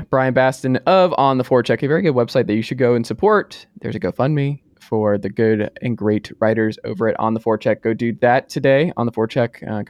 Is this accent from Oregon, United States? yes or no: no; Atlanta, Georgia, United States; I grew up in Atlanta